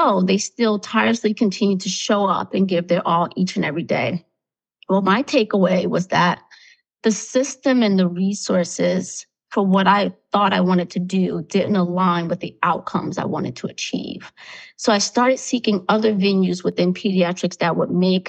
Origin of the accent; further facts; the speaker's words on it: Newark, New Jersey, United States; I grew up in Newark, New Jersey, in a household of 3 to 4 generations.